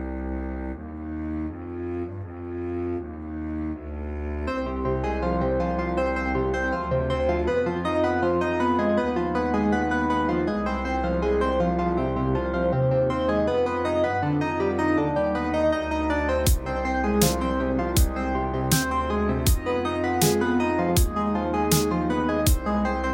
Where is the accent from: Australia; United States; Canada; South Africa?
United States; Los Angeles, California; Growing up in Los Angeles